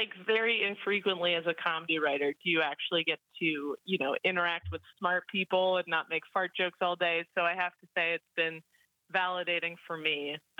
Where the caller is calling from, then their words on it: Venice, California, United States; I'm currently in Venice, California.